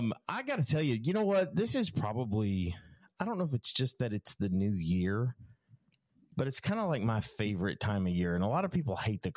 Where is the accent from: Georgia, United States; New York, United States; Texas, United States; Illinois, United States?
Texas, United States; I grew up in Texas.